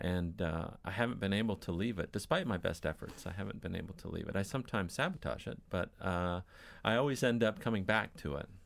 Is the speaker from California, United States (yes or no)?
yes; Newport Beach, California, United States; I grew up in Newport Beach on Lido Island